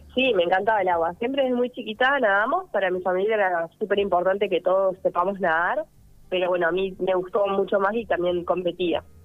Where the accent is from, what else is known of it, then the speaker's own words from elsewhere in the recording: Viedma, Río Negro, Argentina; soy de Viedma y mm, siempre nadé en el río